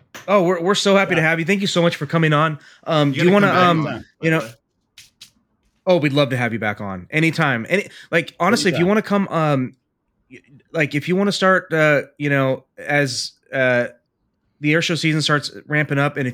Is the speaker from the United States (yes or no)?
no; Lithuania